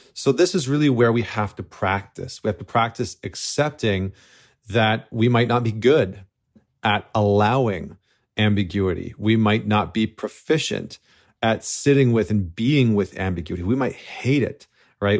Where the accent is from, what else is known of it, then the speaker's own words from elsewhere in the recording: Canada; now in United States; as a Canadian living in the United States right now